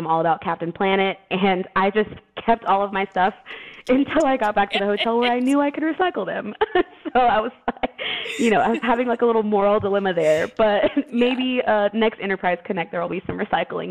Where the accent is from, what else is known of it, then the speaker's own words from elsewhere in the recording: Austin, Texas, United States; I'm from Austin, Texas, and we love our beers, we love our happy hours, we love our brunches.